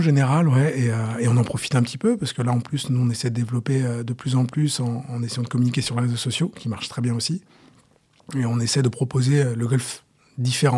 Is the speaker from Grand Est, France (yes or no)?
no; Saint-Nom-la-Bretèche, Île-de-France, France; j'ai, j'ai grandi et je suis né à Saint-Nom-la-Bretèche